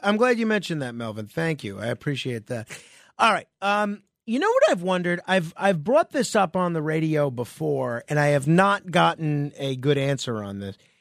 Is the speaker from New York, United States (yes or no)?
yes; New York, United States; my home state, and uh, I've lived my whole life in New York